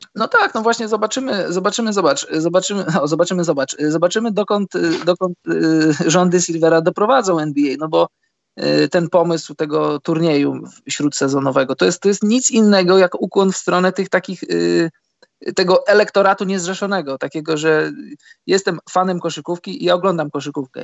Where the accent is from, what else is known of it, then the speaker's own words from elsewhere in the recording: Poland; skąd jestem, że z Polski